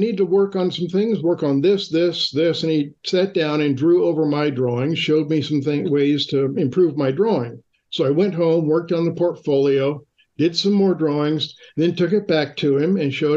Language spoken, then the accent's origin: English; Fullerton, California, United States; I grew up in Orange County in Fullerton, which is about 6 miles from Disneyland